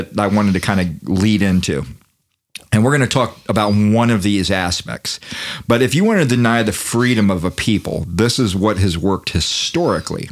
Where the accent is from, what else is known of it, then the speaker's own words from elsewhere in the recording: United States; I'm born here in America.